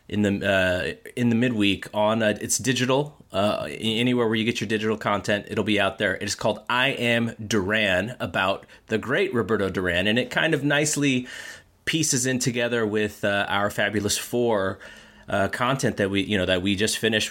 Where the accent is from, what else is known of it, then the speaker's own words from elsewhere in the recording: United States; as an American boxing viewer